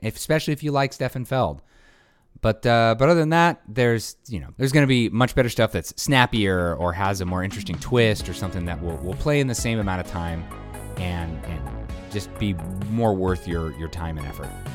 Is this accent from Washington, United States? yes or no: no; Bay Area, California, United States; growing up in the Bay Area where everything has Spanish names